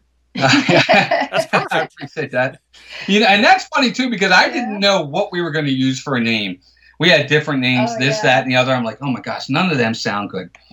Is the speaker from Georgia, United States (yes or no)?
no; Baltimore, Maryland, United States; I'm born and raised in Baltimore, Maryland. I've been here my entire life